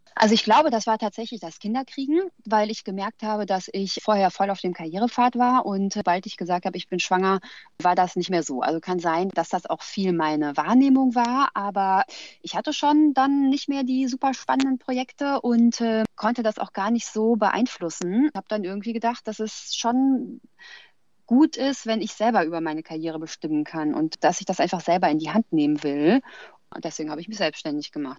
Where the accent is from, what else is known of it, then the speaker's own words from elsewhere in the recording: Frankfurt, Hesse, Germany; Ich komme ja aus Frankfurt